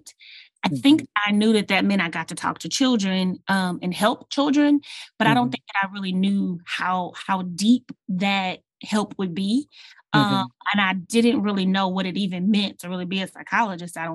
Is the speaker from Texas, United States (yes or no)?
yes; Houston, Texas, United States; I was born and raised in Houston, Texas, and I love this city.